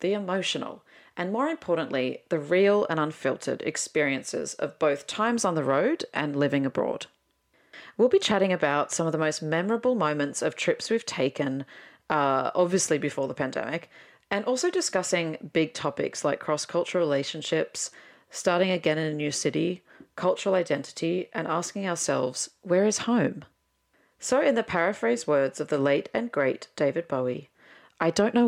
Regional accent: Sydney, New South Wales, Australia; accent: Aussie; moved away as an adult; now in Berlin, Germany; I'm Aussie, as you can obviously tell from my accent. I am originally from Sydney

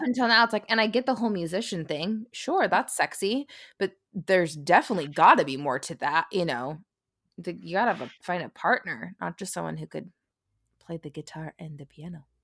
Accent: San Francisco, California, United States; We're from San Francisco, California

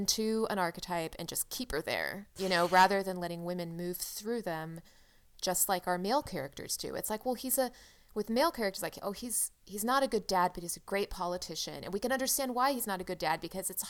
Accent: California, United States; I'd say California

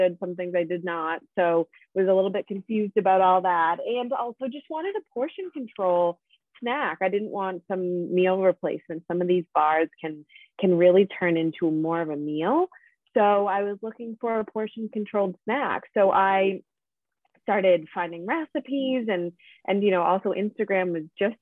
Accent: Pembroke, Massachusetts, United States; moved away as an adult; also born or lived in Boston / New York; I grew up in Pembroke, so local to the South Shore of Massachusetts

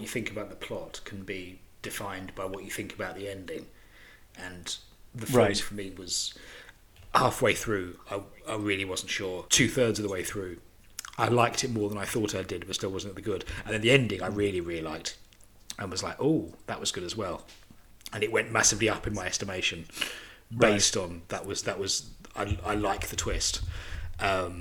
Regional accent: United Kingdom; Being British

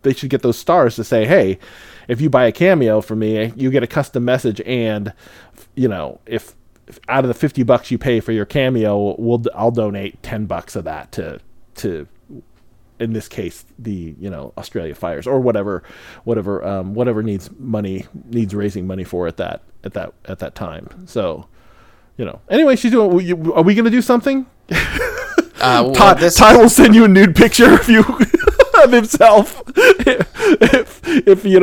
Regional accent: Midwest, United States; now in Seattle, United States; I grew up in the Midwest where we would get some decent snow

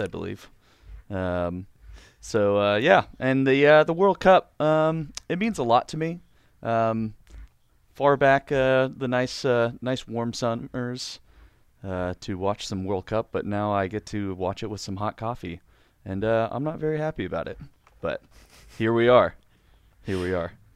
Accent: United States; I am also an American

